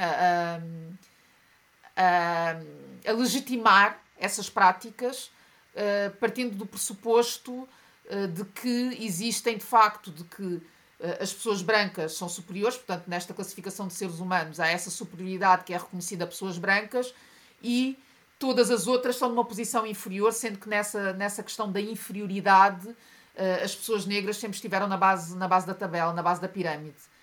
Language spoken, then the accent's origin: Portuguese; Portugal; also born or lived in Mozambique; eu nasci em Moçambique, mas cresci em Portugal, portanto, todo o meu percurso escolar foi feito como minoria